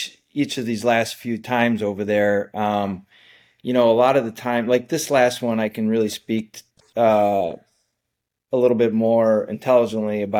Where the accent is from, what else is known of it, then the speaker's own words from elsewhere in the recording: Wisconsin, United States; in the home state of Wisconsin, in my home state